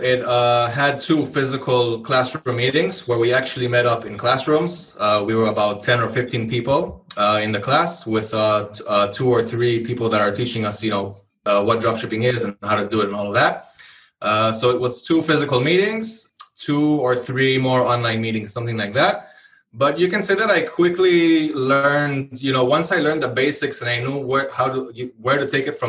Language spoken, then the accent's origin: English; Israel; English is a second language; also born or lived in Hawaii; So I'm from Israel. I was born in Israel, but I lived in Hawaii for over 10 years. I'm guessing that's also where I got my English from. After that, I moved back to Israel